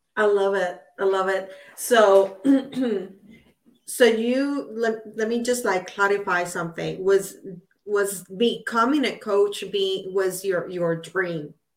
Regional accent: Puerto Rico; I'm from Puerto Rico

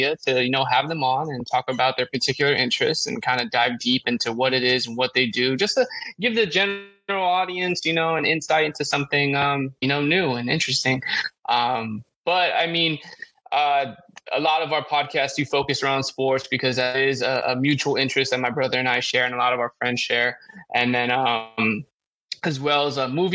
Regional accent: Los Angeles, California, United States; also born or lived in Davis, California; born and raised in Los Angeles, specifically Northeast LA, a community named Highland Park

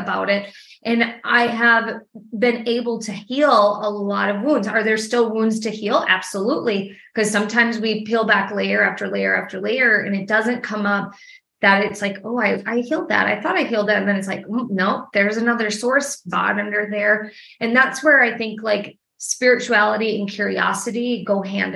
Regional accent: Milwaukee, Wisconsin, United States; now in Nashville, United States; I'm from Wisconsin, actually, originally. I'm from Milwaukee.

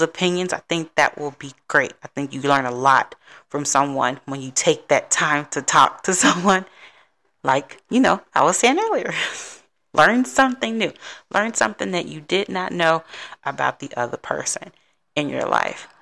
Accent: Chicago, Illinois, United States; now in Texas, United States; my hometown of Chicago

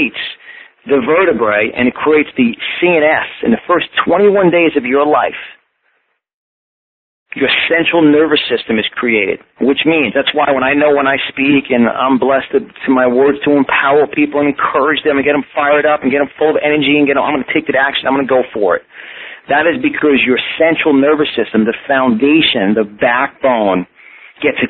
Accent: Yonkers, New York, United States; accent: New York; I was born and raised in Yonkers, New York, on just the tip of the Bronx.

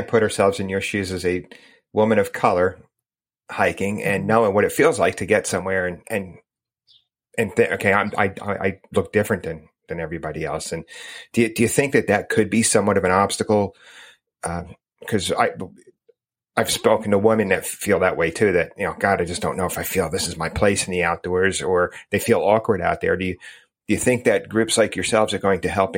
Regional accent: United States; I grew up outside of New York City, just across the river

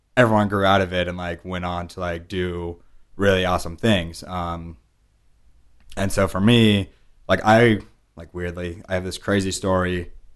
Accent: Pleasanton, California, United States; moved away; also born or lived in New York; My sisters and I were born and raised in a town called Pleasanton

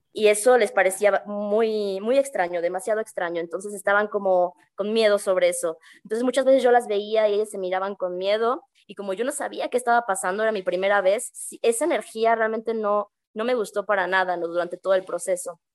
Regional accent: Mexico City, Mexico; moved away as an adult; also born or lived in Peru; now in San Cristóbal de las Casas, Mexico; yo crecí en la Ciudad de México

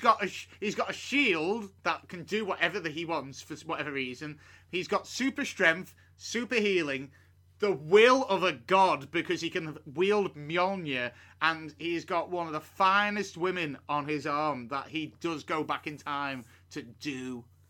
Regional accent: United Kingdom; as a British person

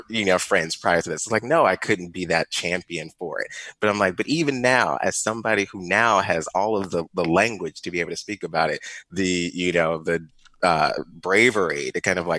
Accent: Ferguson, Missouri, United States; I grew up in Ferguson, Missouri

